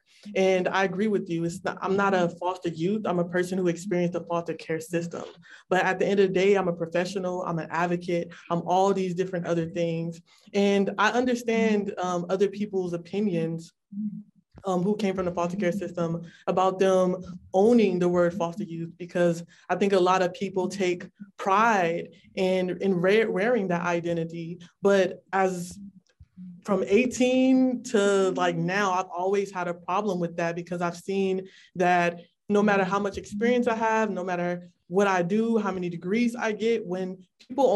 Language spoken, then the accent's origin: English; California, United States; I'm from California